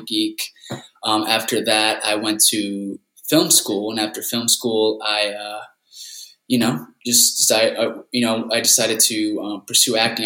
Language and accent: English; Rancho Cucamonga, California, United States; also born or lived in La Puente, California; grew up in Rancho Cucamonga, Southern California. I grew up there most of my life